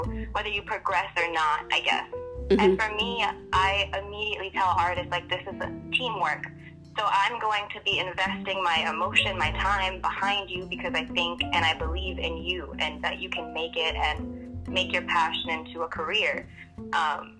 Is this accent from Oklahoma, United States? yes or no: no; New York City, New York, United States; moved away as an adult; now in California, United States; I'm from Queenz, New York, originally. Born and raised.